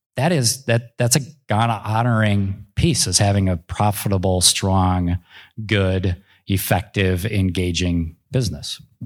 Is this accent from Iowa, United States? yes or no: no; Minneapolis–Saint Paul, Minnesota, United States; I grew up in the Twin Cities